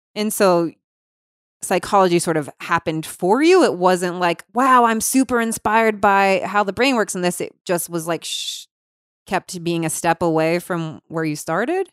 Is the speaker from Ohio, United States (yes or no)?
yes; Cincinnati, Ohio, United States; I grew up in Cincinnati, Ohio.